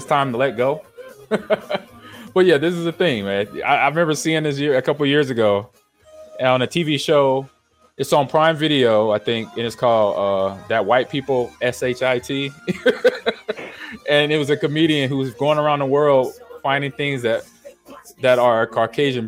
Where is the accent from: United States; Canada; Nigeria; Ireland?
United States; California; growing up in California